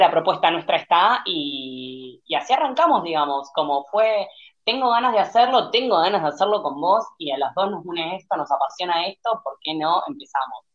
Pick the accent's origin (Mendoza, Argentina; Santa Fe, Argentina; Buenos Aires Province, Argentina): Santa Fe, Argentina; moved away; also born or lived in Buenos Aires; yo soy de Santa Fe Capital, o sea, soy del interior